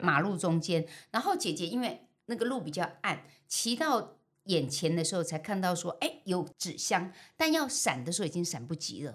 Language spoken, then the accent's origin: Chinese; Keelung, Taiwan; 我从小在基隆的万木山附近长大嗯哼。阮家那叫做流龙头啊，流浪头